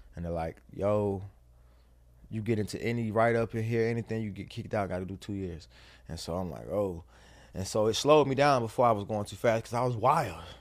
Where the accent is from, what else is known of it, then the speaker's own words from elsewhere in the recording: the South, United States; I'm from the South, so I'm raised by my mother and my grandmother.